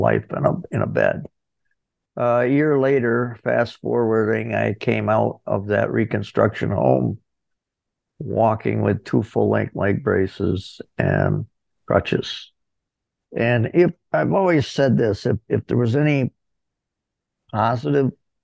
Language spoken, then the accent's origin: English; Corning, New York, United States; also born or lived in Ithaca, New York; I was born in Corning, New York